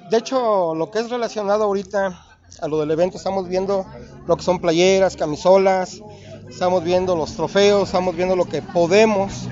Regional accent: Naucalpan, State of Mexico, Mexico; yo vengo pues del estado de México de Naucalpan allá hicimos también la filial de Bols Club Celaya.

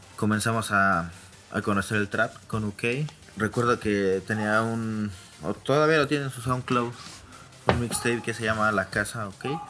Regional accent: Mexico City, Mexico; nací en la Ciudad de México, siempre he vivido aquí en la Ciudad de México

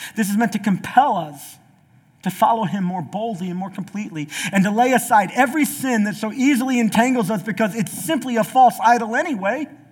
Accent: the South, United States; I'm from the South

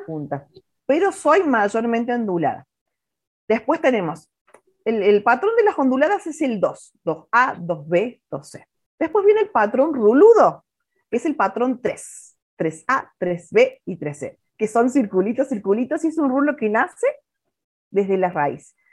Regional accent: Villa Allende, Córdoba, Argentina; moved away; yo todavía estaba en Córdoba en ese momento, yo trabajaba en un shopping, yo soy de Villa Allende

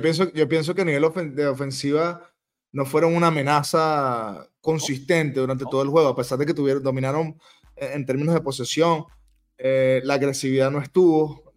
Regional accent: Venezuela; como venezolanos

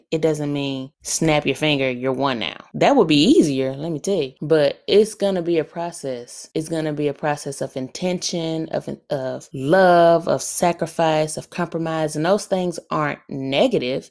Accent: Alabama, United States; I am from Alabama

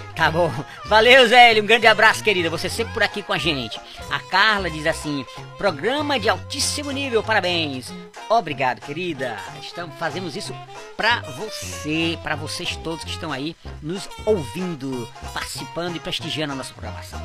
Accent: Fortaleza, Ceará, Brazil; Fortaleza é a nossa, né? É, é, é, é onde, onde eu nasci

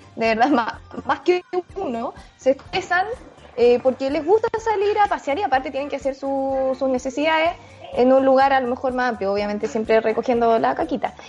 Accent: Chile; como chilenos

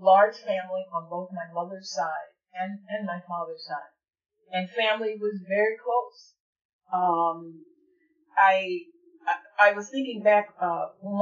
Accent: Alexandria, Louisiana, United States; also born or lived in Pineville, Louisiana; across the river from Alexandria, Louisiana, where I grew up.

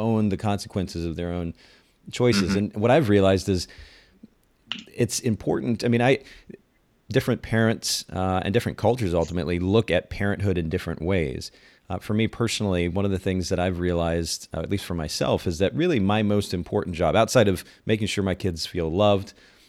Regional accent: Japan; I grew up in Japan. I was a missionary's kid and grew up in a very conservative home and culture.

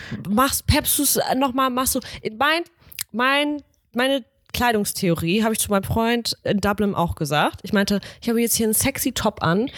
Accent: Northern Germany, Germany; wir sind Norddeutsche

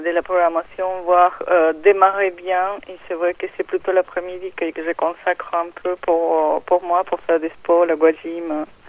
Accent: Peru; French is a second language; moved away as an adult; now in France; quand ils entendent mon accent, ils me demandaient d'où je venais, et, euh, le Pérou

